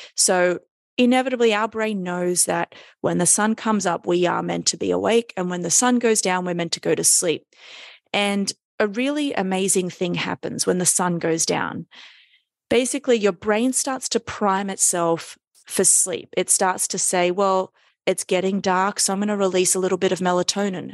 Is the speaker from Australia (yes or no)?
yes; Sydney, New South Wales, Australia; moved away as an adult; now in New York City, United States; I live in New York City, but I am Australian from Sydney